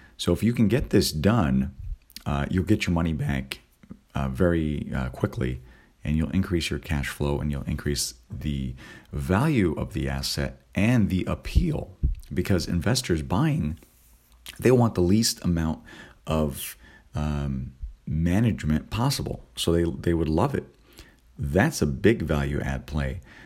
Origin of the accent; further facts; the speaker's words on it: California, United States; moved away; also born or lived in East Coast; on the East Coast, and I'm originally from California